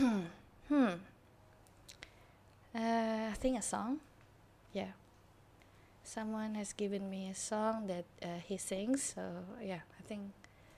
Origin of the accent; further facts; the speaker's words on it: Jakarta, Indonesia; I was born and grew up in Jakarta